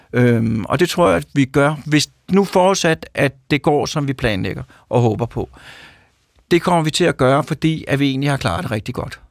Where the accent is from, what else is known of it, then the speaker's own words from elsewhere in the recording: Copenhagen suburbs, Capital Region of Denmark, Denmark; also born or lived in Mørkhøj / Sorgenfri; jeg kommer fra forstederne. Øh, de københavnske forsteder, først var det Mørkhøj, øh, og så var det Sorgenfri